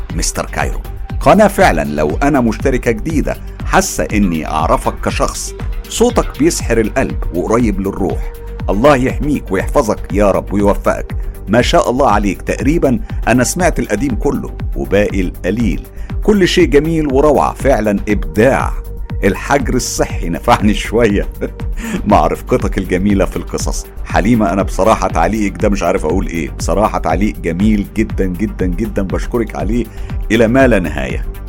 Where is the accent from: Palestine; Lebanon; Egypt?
Egypt; وفخور ان انا مصري